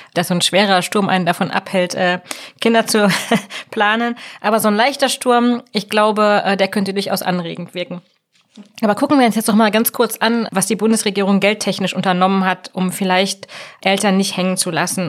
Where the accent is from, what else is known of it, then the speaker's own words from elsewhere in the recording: Germany; bei uns in Deutschland